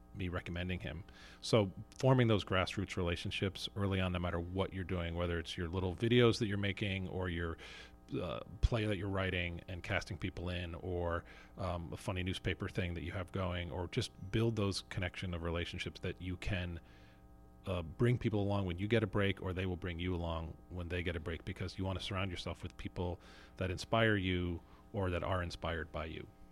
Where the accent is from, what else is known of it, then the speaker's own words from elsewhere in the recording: New Jersey, United States; moved away as an adult; I grew up in North Jersey